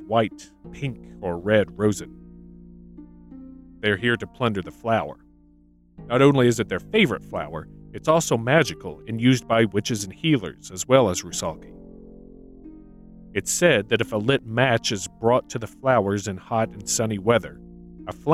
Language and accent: English; United States; Growing up in America